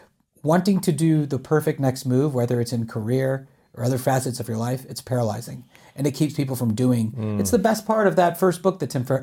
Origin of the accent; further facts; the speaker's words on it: Charlotte, North Carolina, United States; now in Los Angeles, United States; I'm from Charlotte.